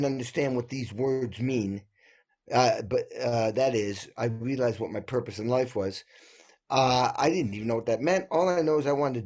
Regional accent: New England, United States; I grew up in New England and like an old dairy farm

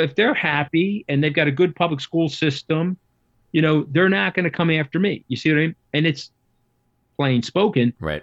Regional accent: Long Island, New York, United States; I am from Long Island

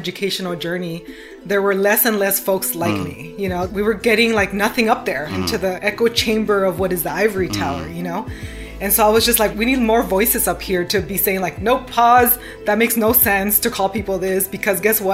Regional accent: Huntington Park, California, United States; English is a second language; also born or lived in Mexico / South Central LA; I'm from Southeast LA. So the majority of the time I lived in Huntington Park, but I kind of moved around all over LA.

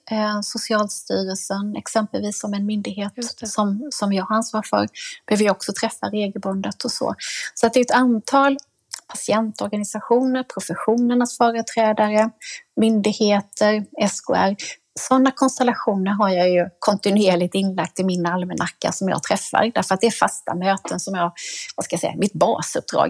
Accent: Jönköping, Jönköping County, Sweden; när jag fick ta plats hemma i Jönköping i kulturnämnden

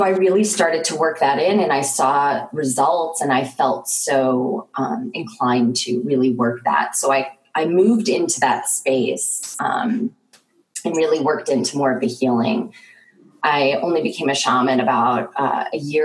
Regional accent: New York, United States; moved away; I'm actually originally from New York, and I actually grew up as an artist

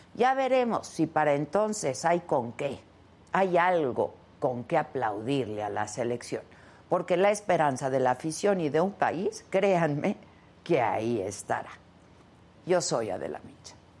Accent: Mexico; así somos los mexicanos

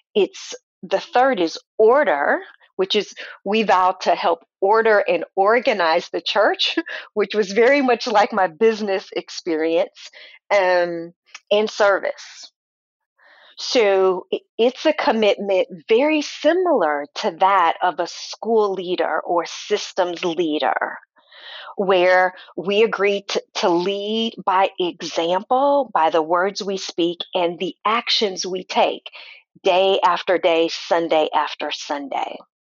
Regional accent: St. Louis, Missouri, United States; now in Kansas City, United States; I grew up in St. Louis, Missouri. Born and raised there

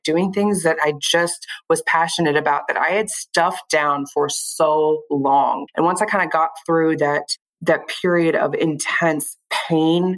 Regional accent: Kansas City, Missouri, United States; also born or lived in Nebraska / Lee's Summit, Missouri; I live in Lee Summit, Missouri. I'm basically from the Kansas City area. Born and raised here

